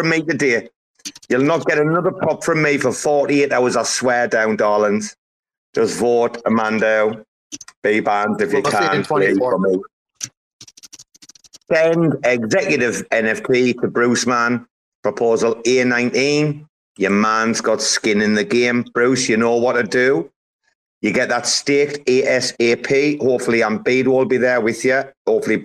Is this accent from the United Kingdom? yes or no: yes; Sunderland, North East England, United Kingdom; Matt is from my hometown. So if you listen to us have a bit of crack, you'll hear proper Sunderland here.